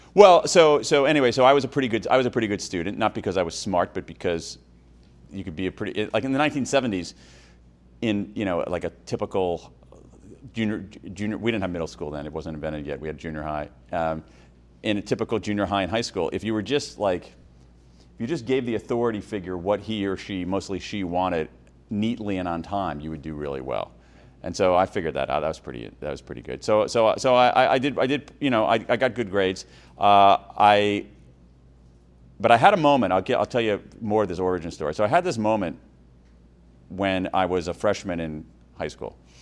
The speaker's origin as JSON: {"language": "English", "town": "Columbus", "region": "Ohio", "country": "United States", "tie": "born or raised there", "also_born_or_lived": "Wilmington, Delaware", "said": "When I was five, my parents moved to Columbus, Ohio"}